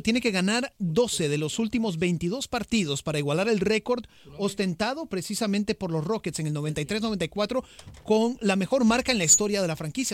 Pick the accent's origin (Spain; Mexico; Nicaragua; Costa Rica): Costa Rica; yo soy de Costa Rica, morado 100%